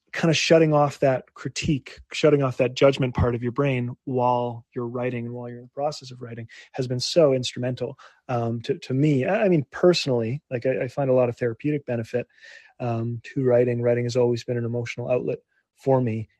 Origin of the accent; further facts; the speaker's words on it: Winnipeg, Manitoba, Canada; my hometown of Winnipeg